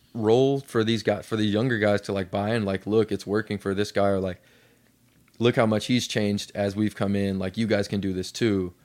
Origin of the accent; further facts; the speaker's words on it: Lexington, Kentucky, United States; I grew up in Lexington, Kentucky